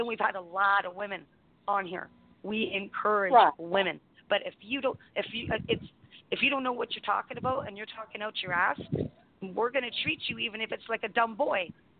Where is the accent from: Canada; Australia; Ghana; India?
Canada; So I'm Canadian.